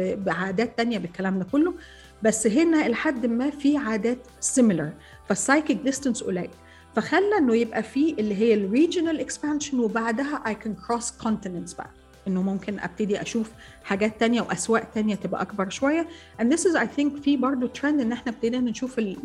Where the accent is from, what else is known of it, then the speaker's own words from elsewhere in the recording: Egypt; انا مصريه